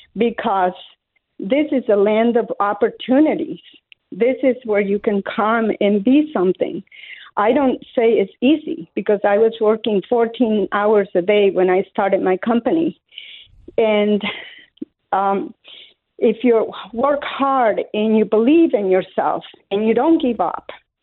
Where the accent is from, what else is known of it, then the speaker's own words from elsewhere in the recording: Colombia; English is a second language; moved away as an adult; now in United States; I was born in Colombia, South America, up in the mountains, where we had no running water, no electricity, nothing, not even a radio to listen to the news. And I came to this country at the age of 18 years old with $10 in my pocket, no English.